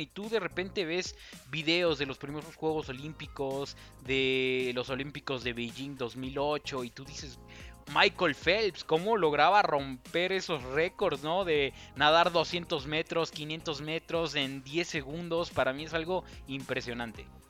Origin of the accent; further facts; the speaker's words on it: Mexico; yo soy mexicano